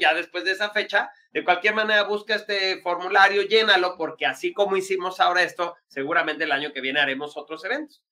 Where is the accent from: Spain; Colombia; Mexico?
Mexico; los mexicanos